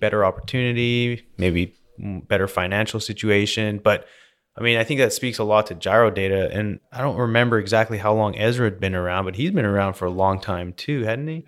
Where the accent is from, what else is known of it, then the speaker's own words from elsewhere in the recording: Canada; now in United States; growing up in Canada, we always hang our own Christmas lights